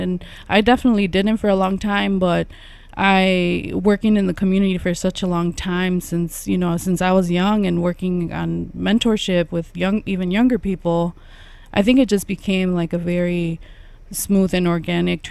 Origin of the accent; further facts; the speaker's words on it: Chicago, Illinois, United States; I grew up here in Little Village